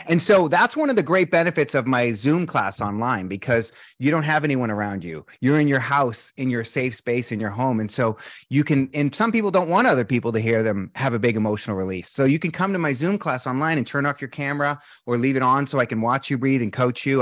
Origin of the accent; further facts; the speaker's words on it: Boston, Massachusetts, United States; moved away; I'm from Boston.